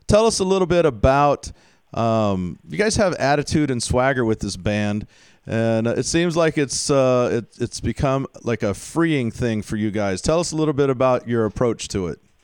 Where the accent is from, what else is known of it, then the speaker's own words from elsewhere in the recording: Houston, Texas, United States; I grew up in Houston